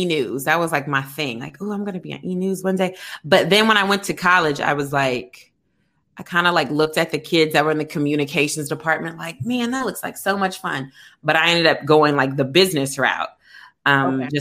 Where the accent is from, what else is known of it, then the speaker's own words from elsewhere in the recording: Kentucky, United States; moved away as an adult; also born or lived in Atlanta, Georgia; I'm actually from Kentucky, but I actually moved to Atlanta after college.